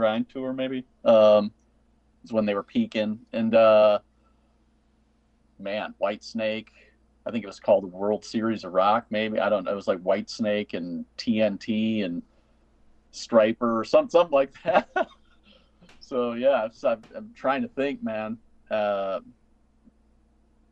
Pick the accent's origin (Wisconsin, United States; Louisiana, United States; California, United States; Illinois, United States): Illinois, United States; Northern; I grew up in Northern Illinois